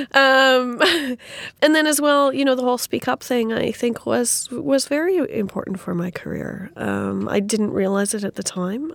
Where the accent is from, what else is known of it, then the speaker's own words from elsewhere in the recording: Saskatoon, Saskatchewan, Canada; my hometown of Saskatoon.